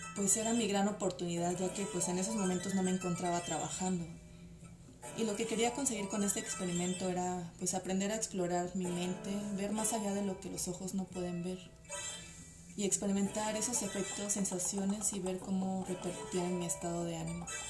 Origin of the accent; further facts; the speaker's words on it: Mexico City, Mexico; Soy psicóloga y soy de la Ciudad de México